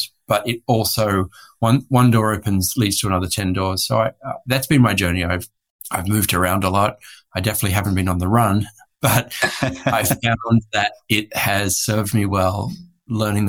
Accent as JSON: {"language": "English", "country": "Australia", "also_born_or_lived": "Hong Kong / Bangkok, Thailand", "moved": "as an adult", "lives_now": "Santa Barbara, United States", "said": "I am an Australian, recently made an American citizen because I've been here for some time now. But I'm an Australian living in the US."}